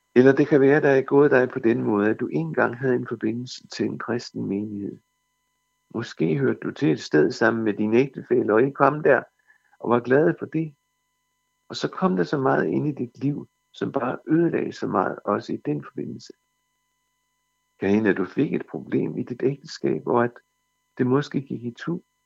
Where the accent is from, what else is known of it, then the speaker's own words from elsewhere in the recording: Denmark; som danskere